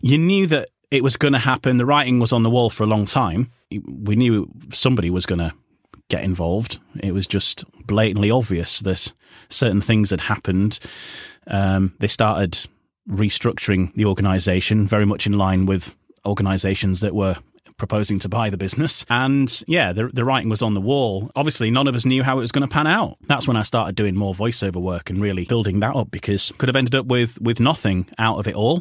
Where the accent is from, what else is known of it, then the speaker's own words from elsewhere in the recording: Yorkshire and the Humber, United Kingdom; moved away as an adult; also born or lived in Wales; coming from Yorkshire and, you know, not being Welsh